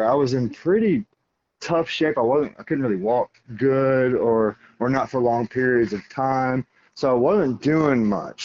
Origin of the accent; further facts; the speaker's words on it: Missouri, United States; now in Navarre, United States; I grew up in Missouri, so going fishing with my dad